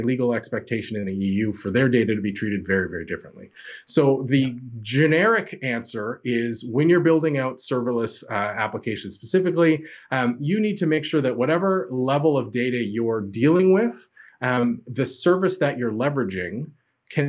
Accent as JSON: {"language": "English", "country": "Canada", "accent": "Canadian", "said": "I'm Canadian by my accent"}